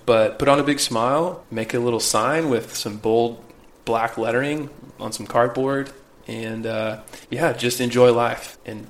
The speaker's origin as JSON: {"language": "English", "region": "Midwest", "country": "United States", "tie": "born or raised there", "said": "Growing up... I grew up in the Midwest, right?"}